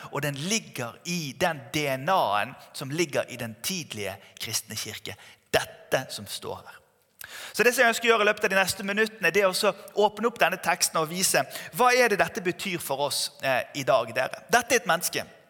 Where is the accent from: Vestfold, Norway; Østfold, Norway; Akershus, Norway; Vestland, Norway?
Vestland, Norway; Bergen; Jeg vokste opp i Tabernaklet Bergen